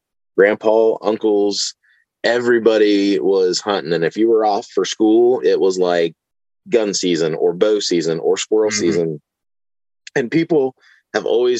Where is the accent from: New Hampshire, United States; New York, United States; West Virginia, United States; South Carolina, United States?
West Virginia, United States; Newark; I actually grew up just like 10 minutes from where I live. Okay. Right down in Newark. It's about 25 minutes out of Parkersburg.